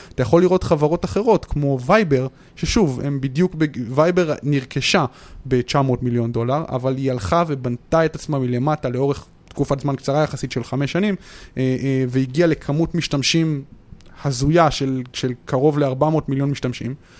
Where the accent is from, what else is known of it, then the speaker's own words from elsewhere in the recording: Modi'in-Maccabim-Re'ut, Central District, Israel; מכבים רעות